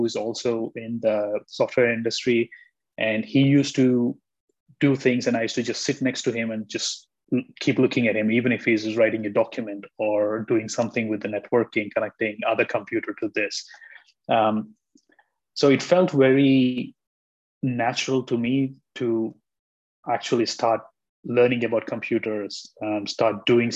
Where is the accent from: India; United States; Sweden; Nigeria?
India; I'm from India